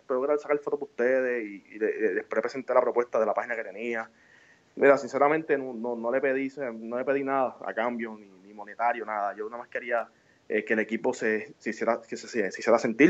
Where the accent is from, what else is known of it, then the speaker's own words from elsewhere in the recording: Puerto Rico; moved away as an adult; now in New York, United States; yo nací en Puerto Rico, me, crié allá y, fui a la escuela y fui a la, a UPR